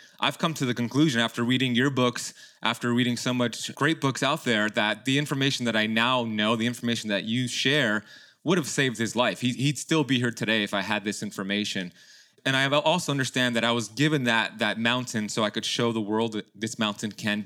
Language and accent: English; Miami, Florida, United States; my parents immigrated from Iran back in the 70s, and they had my sister and then me, and I was born here in Miami